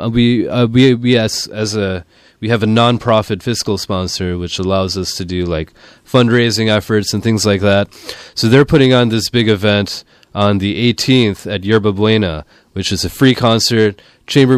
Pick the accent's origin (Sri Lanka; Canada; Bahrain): Sri Lanka; now in San Francisco, United States; I'm from Sri Lanka